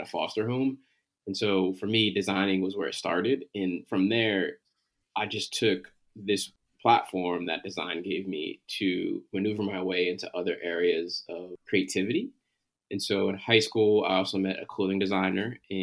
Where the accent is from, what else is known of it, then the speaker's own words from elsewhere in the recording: Connecticut, United States; moved away; also born or lived in Philadelphia; I am a brother from Connecticut originally